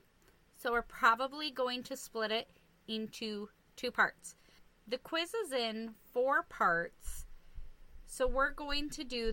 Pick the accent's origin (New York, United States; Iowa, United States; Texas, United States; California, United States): Iowa, United States; also born or lived in Nebraska; now in Minnesota, United States; Iowa because that's where I'm mostly quote-unquote from